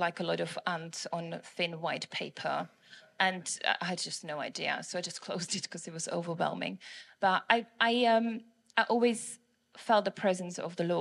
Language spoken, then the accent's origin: English; Prague, Czechia; moved away as an adult; now in England, United Kingdom; my accent is from Prague, Czech Republic